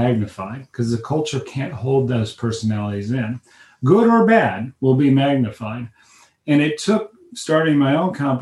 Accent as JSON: {"language": "English", "region": "Midwest", "country": "United States", "tie": "born or raised there", "said": "I was raised in the Midwest"}